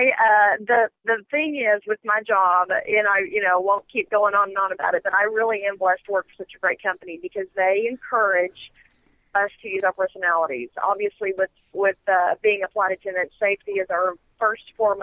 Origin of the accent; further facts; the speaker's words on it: Lubbock, Texas, United States; also born or lived in Las Vegas; now in Dallas, United States; I grew up in West Texas, Lubbock, Texas, and born and raised there